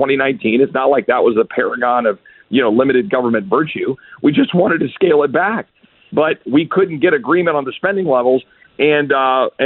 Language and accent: English; Texas, United States; as a Texan